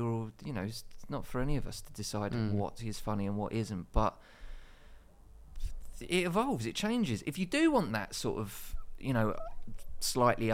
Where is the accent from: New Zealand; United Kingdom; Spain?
United Kingdom; Dagenham, London; I grew up in Dagenham